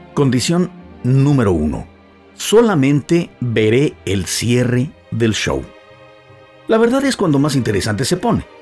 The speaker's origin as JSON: {"language": "Spanish", "country": "Mexico", "moved": "yes", "lives_now": "United States", "said": "los mexicanos que vivimos y o trabajamos en los Estados Unidos de Norteamérica"}